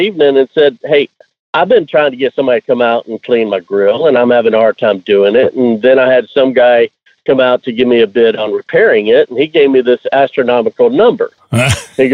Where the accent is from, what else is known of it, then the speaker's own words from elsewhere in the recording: Houston, Texas, United States; I was born in Houston. Grew up mostly on the north side of town, Champions 1960 area